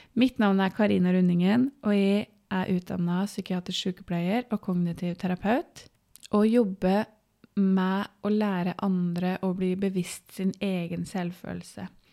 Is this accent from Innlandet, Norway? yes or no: yes; Vågå, Innlandet, Norway; moved away as an adult; now in Biri, Norway; så er jeg fra Gudbrandsdalen, fra Vågå, og fant kjærligheten på Biri for 13 år sia og bor